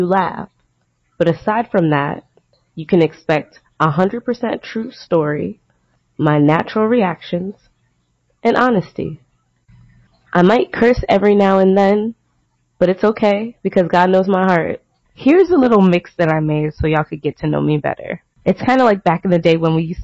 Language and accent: English; Maplewood, New Jersey, United States; also born or lived in Newark, New Jersey; now in Washington, D.C., United States; I was born and raised in Jersey, born in Newark